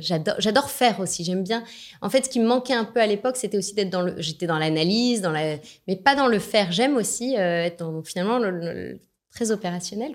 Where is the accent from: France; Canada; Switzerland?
France; je suis née en France. je suis de nationalité franco-autrichienne. Mon papa est d'Autriche